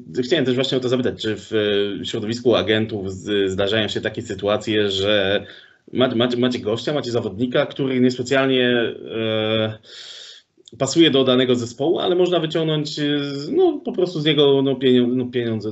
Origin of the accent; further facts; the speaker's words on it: Sosnowiec, Silesian Voivodeship, Poland; ja pochodzę z Sosnowca